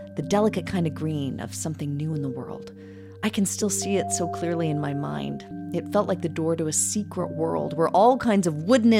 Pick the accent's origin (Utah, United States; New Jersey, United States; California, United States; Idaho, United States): Idaho, United States; Idaho Falls; my hometown